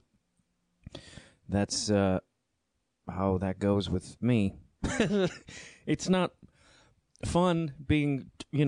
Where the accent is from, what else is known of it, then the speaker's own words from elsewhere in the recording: Chicago, Illinois, United States; being a Chicagoan